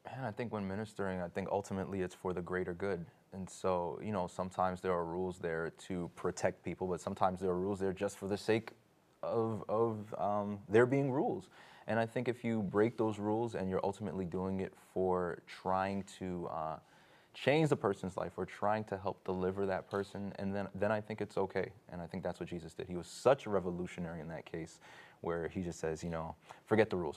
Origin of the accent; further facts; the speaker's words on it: New York City, New York, United States; I grew up in New York